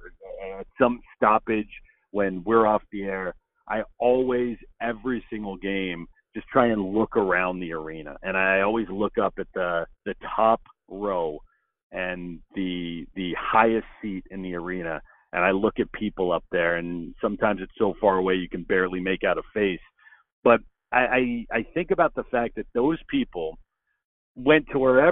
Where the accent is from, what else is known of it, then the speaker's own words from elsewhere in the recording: Los Angeles, California, United States; moved away as an adult; also born or lived in Alaska; I'm from Los Angeles